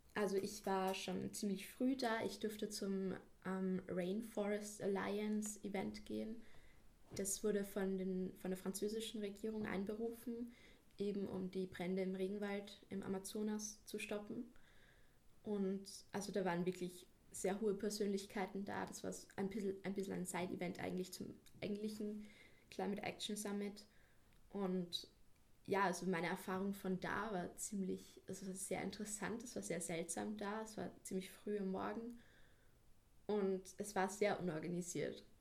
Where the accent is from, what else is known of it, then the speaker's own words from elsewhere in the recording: Salzburg, Austria; ich bin aus Salzburg, ich bin 17 Jahre alt